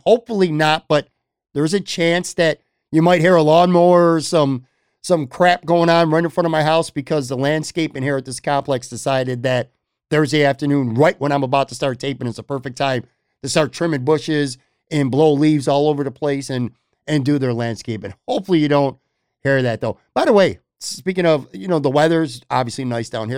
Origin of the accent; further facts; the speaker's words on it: Buffalo, New York, United States; moved away as an adult; now in Florida, United States; I grew up on the West side, man. And I have not lived on the West side since I was, man, 18, 19, maybe 20 years old at the most.